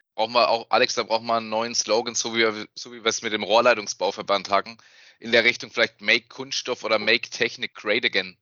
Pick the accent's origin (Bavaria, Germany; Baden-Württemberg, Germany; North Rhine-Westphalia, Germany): Baden-Württemberg, Germany; Wertheim; ich komme aus Wertheim. Ich bin auch da geboren und ich wohne